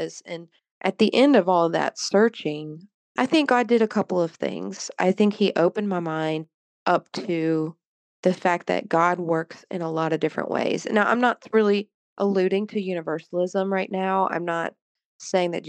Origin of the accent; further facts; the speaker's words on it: the Bible Belt, United States; growing up in the Bible Belt